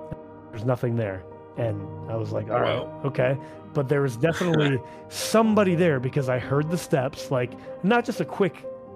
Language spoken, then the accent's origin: English; Duluth, Minnesota, United States; I grew up in Duluth, Minnesota